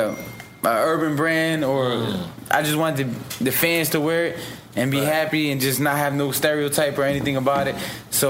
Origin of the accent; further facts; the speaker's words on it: Philadelphia, Pennsylvania, United States; also born or lived in Plantation, Florida; I was born in North Philly, and then I moved to Juniata when I was 10 years old. And I was raised in Juniata. It's like, you know, it's like a little hardworking blue collar neighborhood.